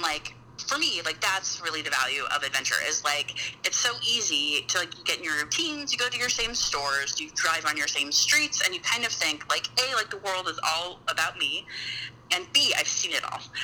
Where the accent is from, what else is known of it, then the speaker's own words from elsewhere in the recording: Utah, United States; I grew up in Utah, which is mm-hmm. a super outdoorsy like adventure place